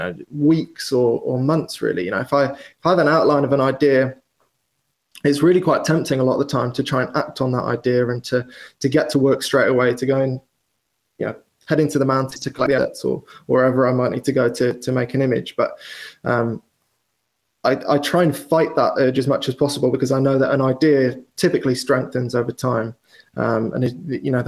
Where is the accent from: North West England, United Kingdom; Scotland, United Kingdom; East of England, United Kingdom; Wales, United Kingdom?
Wales, United Kingdom; now in London, United Kingdom; I grew up in Wales, which is probably, as the crow flies, 250 miles from London